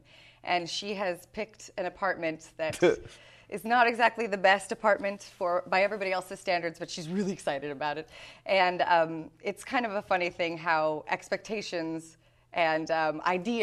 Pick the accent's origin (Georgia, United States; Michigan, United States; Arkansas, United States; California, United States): California, United States; I'm actually from California